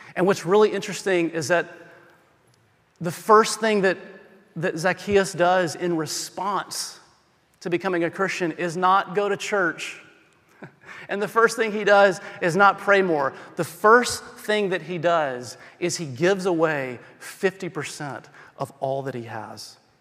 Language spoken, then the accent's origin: English; the South, United States; I'm from the South